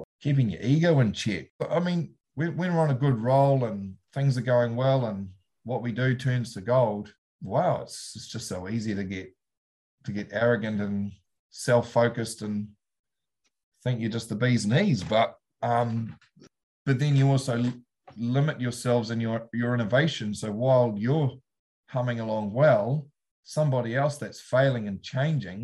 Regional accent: Taihape region, Rangiwahia, Manawatū-Whanganui, New Zealand; moved away as an adult; also born or lived in Hawke's Bay; now in South Otago, New Zealand; I'm originated from Taihape region, Rangawahia, underneath the Ruahini Ranges

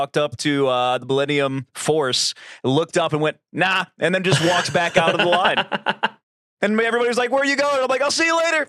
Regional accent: Louisiana, United States; when we were growing up in Louisiana, which has the tallest state capital, by the way, all limestone, 400,000 train carts worth.

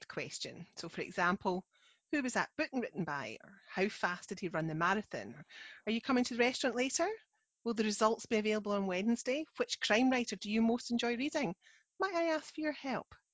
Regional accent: Scotland, United Kingdom; I'm the Scottish one

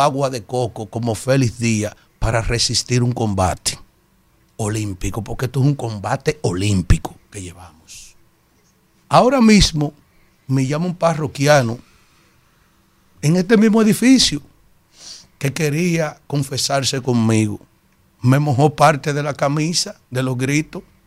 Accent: Yaguate, San Cristóbal, Dominican Republic; este humilde … de Yaguate

